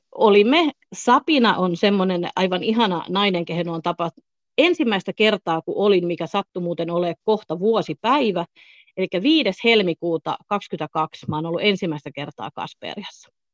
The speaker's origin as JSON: {"language": "Finnish", "region": "Southern Finland", "country": "Finland", "also_born_or_lived": "Florida, United States / Thailand / Spain", "moved": "as an adult", "said": "olen kotoisin Etelä-Suomesta"}